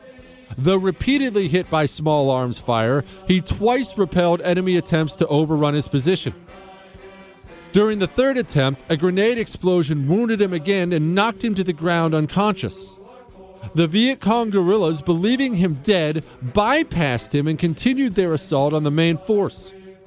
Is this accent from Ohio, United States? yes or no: yes; Ohio, United States; born there; I actually know where Wellsville is. Remember, I was born in Ohio.